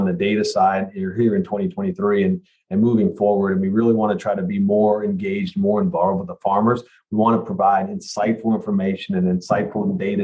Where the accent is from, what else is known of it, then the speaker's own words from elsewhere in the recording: Louisville, Kentucky, United States; also born or lived in Chicago; I'm from the Louisville area. I grew up here, spent most of my career here as well.